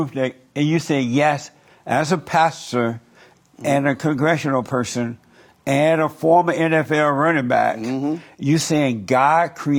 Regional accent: Alabama, United States; moved away as an adult; Growing up in Alabama

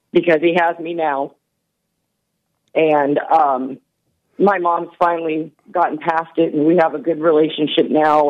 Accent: the South, United States; I'm from the South, and that's kind of how I was raised

